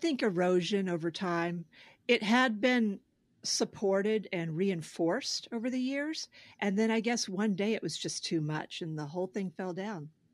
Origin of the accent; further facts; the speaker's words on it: Oklahoma, United States; now in New Hampshire, United States; I grew up in Oklahoma